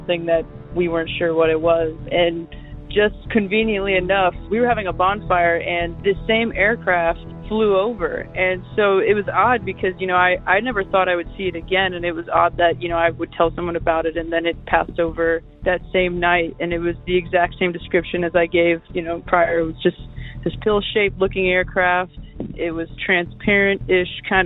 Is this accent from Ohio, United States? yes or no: yes; Dayton, Ohio, United States; moved away as an adult; also born or lived in Los Angeles; I'm actually from Dayton, Ohio